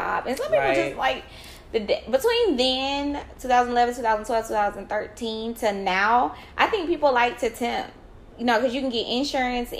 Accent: Columbus, Georgia, United States; I was raised in Columbus, so Fort Benning was like a big thing

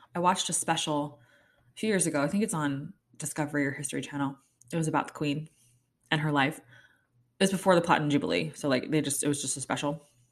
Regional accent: United States; I'm an American, I know, but I'm twenty percent English

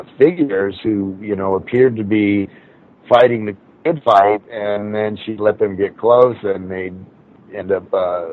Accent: Torrance, California, United States; I grew up down there. I grew up down in Torrance, so not far from where it happened there in Hermosa Beach.

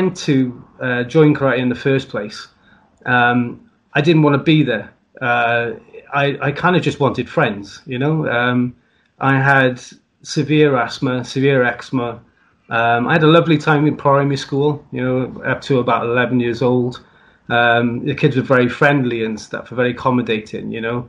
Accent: South Wales, United Kingdom; I'm from South Wales. I'm very proud of being Welsh, like every other Welshman.

